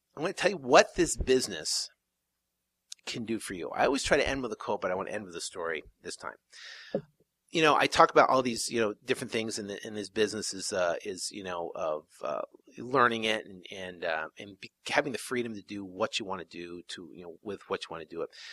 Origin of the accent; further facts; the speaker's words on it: South Burlington, Vermont, United States; moved away; back east, I'm from Vermont originally, in a small little town in uh, called South Burlington